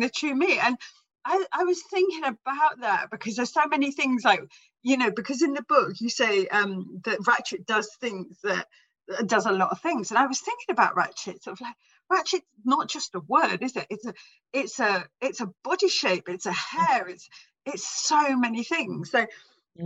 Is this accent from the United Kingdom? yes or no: yes; England, United Kingdom; I'm English, but ethnically I'm like all Irish, and I belong to a, a culture. We're travellers